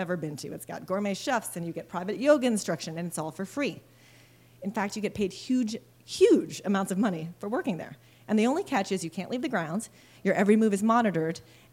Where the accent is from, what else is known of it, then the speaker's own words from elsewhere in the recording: Wisconsin, United States; also born or lived in Philippines; I was born in the Philippines, and we moved to Wisconsin when I was six in the 1970s